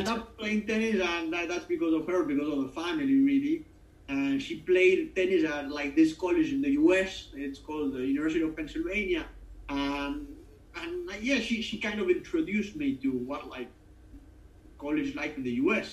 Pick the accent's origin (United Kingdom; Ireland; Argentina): Argentina; moved away; we had a lot of British influence back home